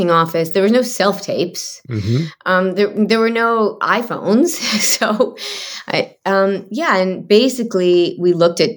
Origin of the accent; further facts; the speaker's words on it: Michigan, United States; now in Los Angeles, United States; I grew up in Michigan